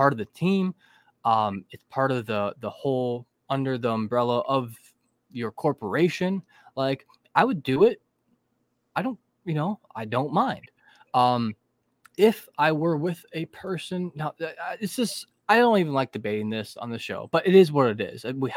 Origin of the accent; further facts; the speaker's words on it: United States; as an American citizen